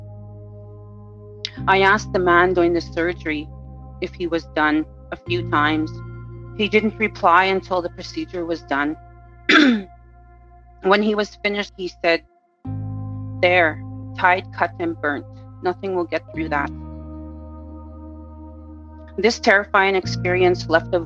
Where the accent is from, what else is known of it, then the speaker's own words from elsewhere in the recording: Pipikasis First Nation, Saskatchewan, Canada; I am a 49-year-old Cree woman from Pipikasis First Nation in Saskatchewan.